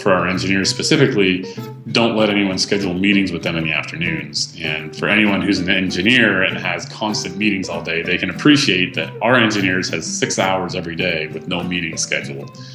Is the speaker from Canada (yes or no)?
yes; Canada; I'm Canadian